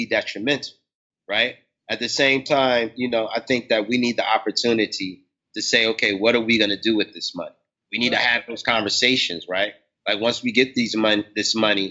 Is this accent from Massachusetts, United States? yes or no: no; New Jersey, United States; I was born in Jersey